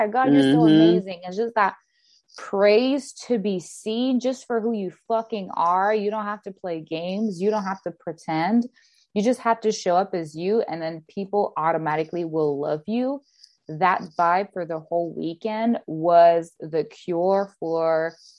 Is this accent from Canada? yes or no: yes; Canada; English is a second language; I'm Canadian